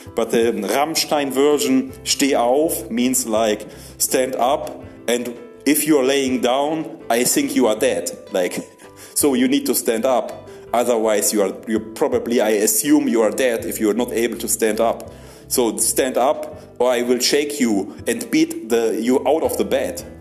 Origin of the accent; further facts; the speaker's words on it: Germany; English is a second language; moved away; I'm from Germany.